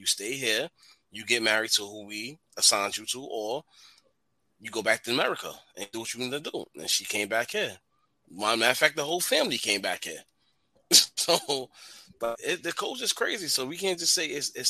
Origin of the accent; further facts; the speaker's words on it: New York City, New York, United States; moved away; I'm from Edgemere